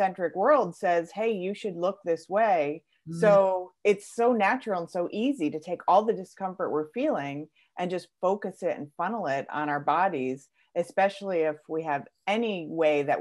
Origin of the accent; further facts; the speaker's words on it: Connecticut, United States; I am from Connecticut in the States